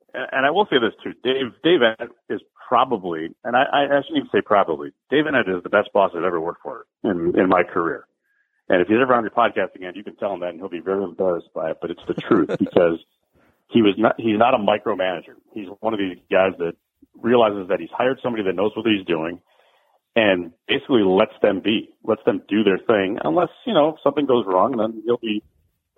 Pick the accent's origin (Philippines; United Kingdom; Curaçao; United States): United States; Chicago, Illinois; I moved back to my hometown, Chicago